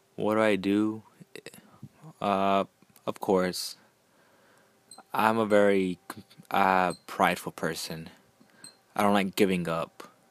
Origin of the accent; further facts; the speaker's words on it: Houston, Texas, United States; I'm from Houston.